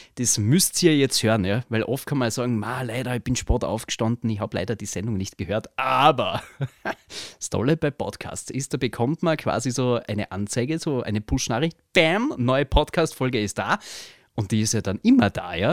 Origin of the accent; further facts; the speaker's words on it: Villach, Carinthia, Austria; Ich bin ja auch aus Kärnten, aus Villach.